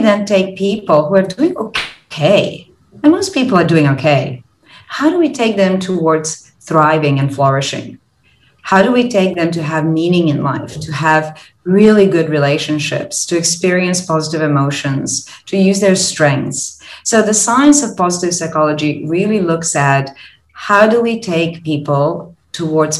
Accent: Croatia; now in Singapore; I'm originally from Croatia

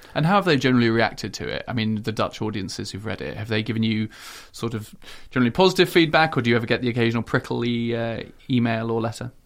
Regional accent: United Kingdom; now in Netherlands; as British people

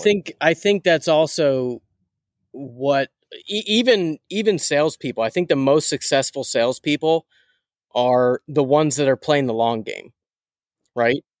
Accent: Pittsburgh, Pennsylvania, United States; I'm a from Pittsburgh diehard Steelers fan

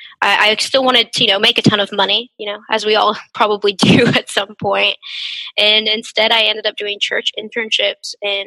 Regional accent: Dallas, Texas, United States; also born or lived in Stillwater, Oklahoma; Did my undergrad in sociology at Oklahoma State. I'm originally from the Dallas area, so it was nice kind of going away for a few years and then coming back.

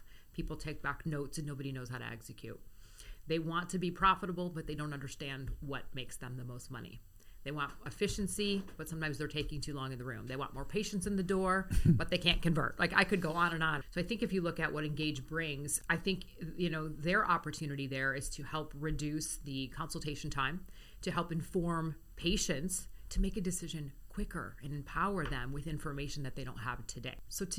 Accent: Grosse Pointe, Michigan, United States; Grosse Pointe, Michigan.

